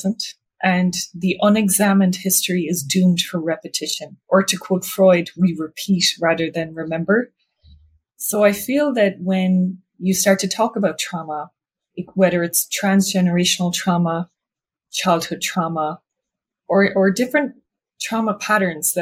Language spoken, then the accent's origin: English; Ireland; now in New York City, United States; I'm originally from Ireland, but I now have a private practice in New York City